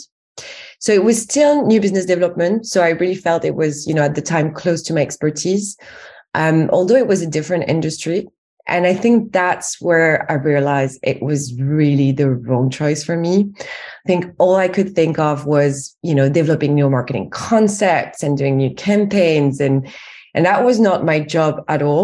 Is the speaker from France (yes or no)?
yes; France; accent: French; English is a second language; moved away as an adult; now in United Kingdom; as you can tell from my accent, I'm actually French, but I've been based in the UK for over 10 years now